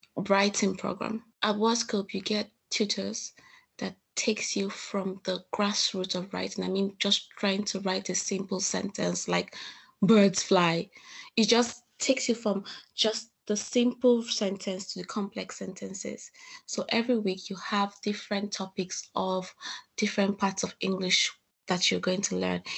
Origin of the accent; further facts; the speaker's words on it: Nigeria; moved away as an adult; now in Salford, United Kingdom; I'm from Nigeria.